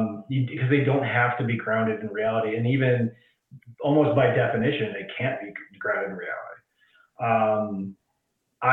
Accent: Midwest, United States; growing up in the Midwest

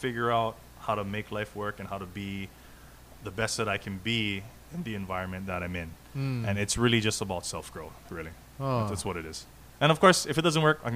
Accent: Hawaii, United States; I lived here my whole life, born and raised in Hawaii.

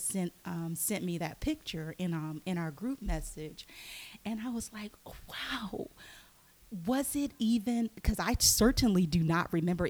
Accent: North Louisiana, United States; moved away; I am from a very small town in Louisiana, North Louisiana, nowhere near New Orleans

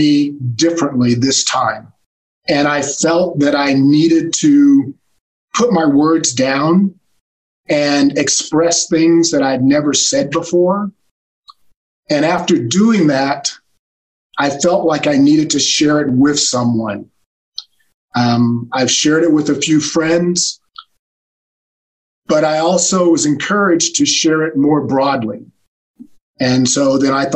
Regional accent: California, United States; also born or lived in Alabama; I was born in Alabama, but I moved to California when I was very young

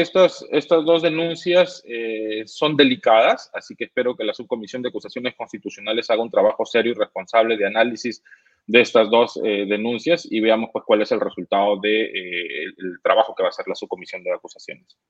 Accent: Peru; como peruanos y como y como gente que quiere trabajar por el Perú

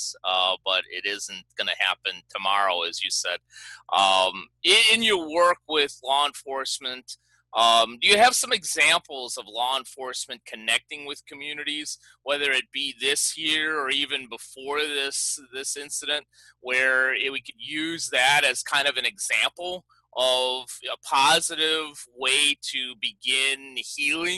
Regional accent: Chicago, Illinois, United States; now in Long Beach, United States; I grew up in Chicago

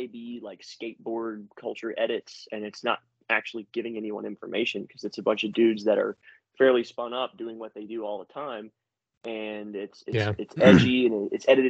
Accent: Louisiana, United States; I'm from the South, you know, from Louisiana

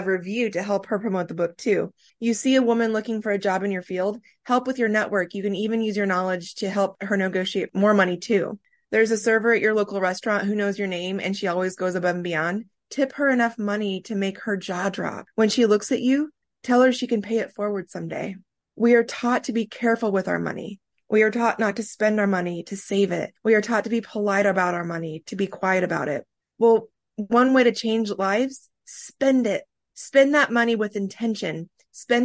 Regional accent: Midwest, United States; you and I both growing up in the Midwest

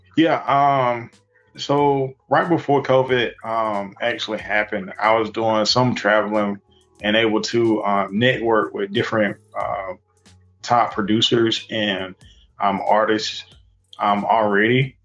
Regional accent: Wilson, North Carolina, United States; also born or lived in Sims, North Carolina

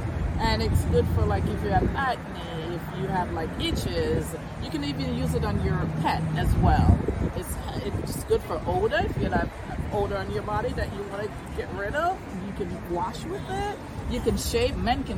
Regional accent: Jamaica; I'm Jamaican.

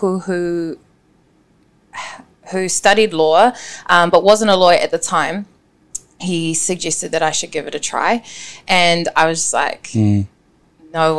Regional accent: Auckland, New Zealand; I am born and raised in West Auckland.

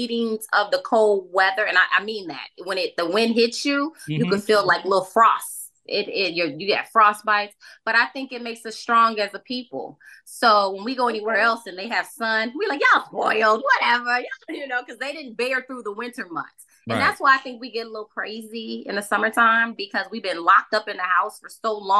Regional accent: Chicago, Illinois, United States; I'm from the Shy, from the South Side of Chicago

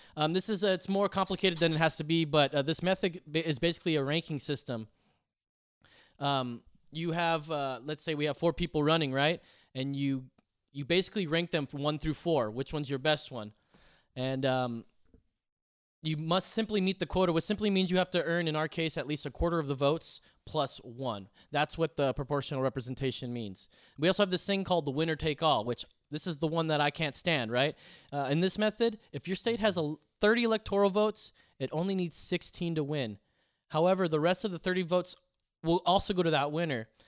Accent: California, United States; California, my home state

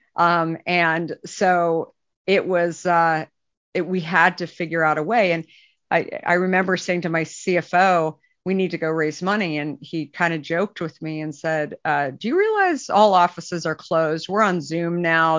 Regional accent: Arizona, United States; moved away; I grew up in Arizona

